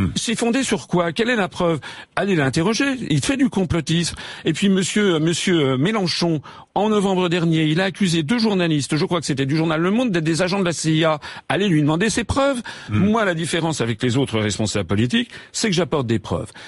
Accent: France; je suis français.

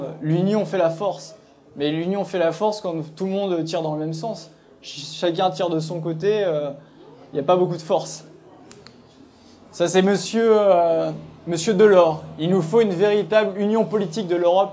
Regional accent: Nièvre, Bourgogne-Franche-Comté, France; je viens de la Nièvre

